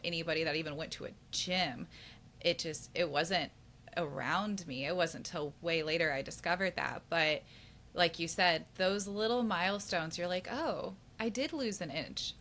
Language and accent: English; Kansas City, United States; also born or lived in St. Louis, Missouri; I grew up in Kansas City. I was born in St. Louis, but like I was raised in Kansas City since I was like four or five